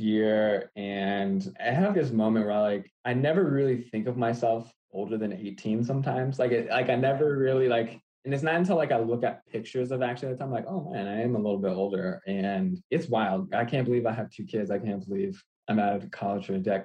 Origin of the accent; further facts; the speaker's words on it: Aliso Viejo, California, United States; moved away as an adult; also born or lived in Milwaukee, Wisconsin; now in Minneapolis, United States; I'm originally from Southern California, a little city called Aliso Viejo.